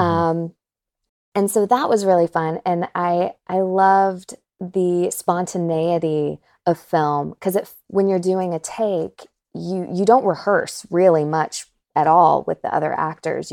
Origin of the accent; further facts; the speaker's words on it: North Carolina, United States; moved away as an adult; now in Los Angeles, United States; I'm originally from North Carolina